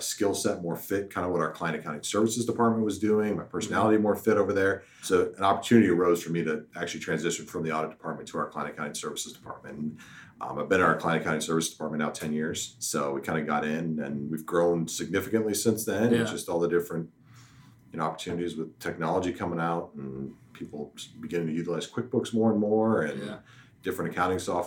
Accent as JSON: {"language": "English", "town": "Omaha", "region": "Nebraska", "country": "United States", "tie": "born or raised there", "also_born_or_lived": "Kearney, Nebraska", "said": "I am from Omaha originally, graduated from Creighton Prep, went off to UNK"}